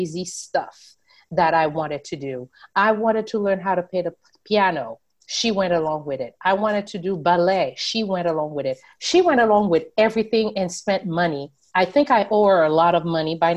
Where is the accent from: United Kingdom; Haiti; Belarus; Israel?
Haiti; now in United States; as a young girl growing up in Haiti